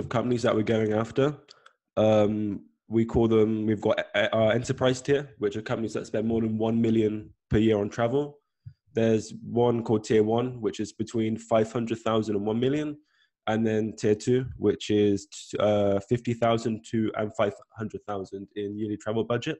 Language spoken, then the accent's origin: English; South West England, United Kingdom; moved away; I'm originally from England, Southwest, like a small town that no one's probably heard of before